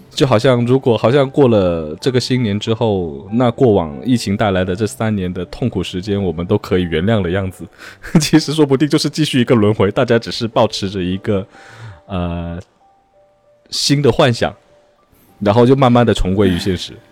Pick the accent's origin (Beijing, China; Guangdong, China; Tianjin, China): Guangdong, China; moved away; 我们整个潮汕人到了中秋那一天会摆一个坛子，就摆一个台在天台上，然后上面嗯。铺满了各种水果，然后月饼